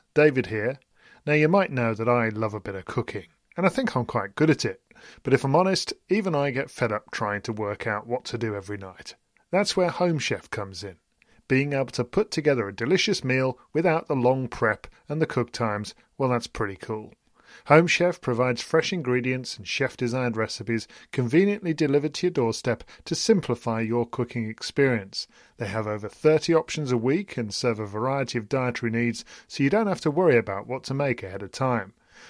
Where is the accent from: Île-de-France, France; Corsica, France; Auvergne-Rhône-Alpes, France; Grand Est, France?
Corsica, France; And it's probably a good job she did, because I'm from Corsica and we have warm blood there.